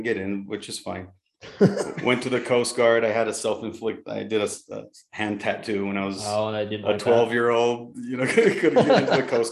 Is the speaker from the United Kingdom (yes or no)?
no; Brazil; also born or lived in Mexico / Utah, United States; now in United States; I'm originally from Brazil